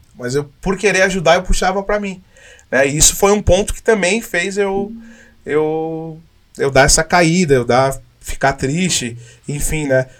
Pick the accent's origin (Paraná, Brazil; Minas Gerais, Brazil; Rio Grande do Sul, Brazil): Rio Grande do Sul, Brazil; Caxias do Sul; moved away; eu sou de Caxias. Eu saí daqui